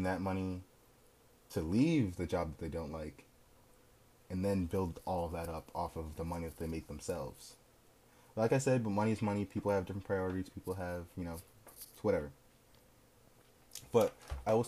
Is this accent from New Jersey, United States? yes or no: yes; New Jersey, United States; I'm from Jersey. I like Jersey